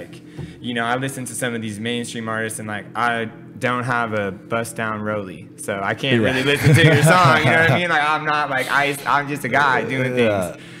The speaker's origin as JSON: {"language": "English", "region": "California", "country": "United States", "tie": "born or raised there", "said": "For me, I think that one of the coolest things that I always take away from growing up here is how different of like environments, experiences, and people you can connect with in like a 10-minute car ride."}